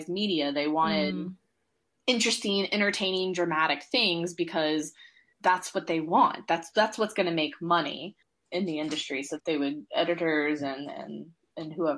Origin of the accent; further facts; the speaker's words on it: Georgia, United States; moved away as an adult; I grew up in Georgia, in the US